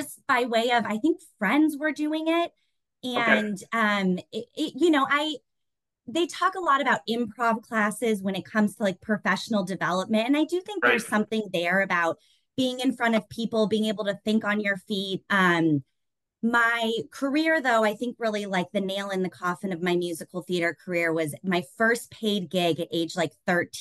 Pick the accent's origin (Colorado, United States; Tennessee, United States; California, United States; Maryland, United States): Colorado, United States; Denver; moved away as an adult; now in Chicago, United States; I was born and raised in Denver, and I'm very proud to be a Coloradan